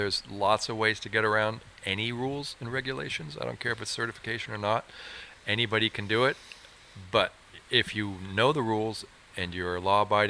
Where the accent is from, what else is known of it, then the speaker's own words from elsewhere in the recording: San Francisco, California, United States; also born or lived in Sonoma Valley, California; we were raised in San Francisco